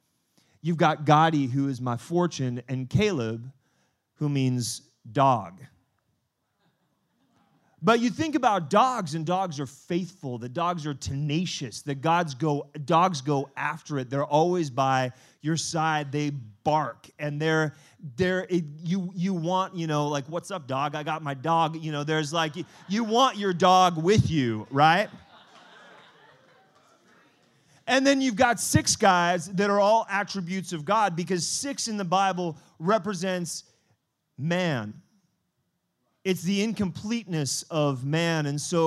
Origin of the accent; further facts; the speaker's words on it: France; born there; I was born in France.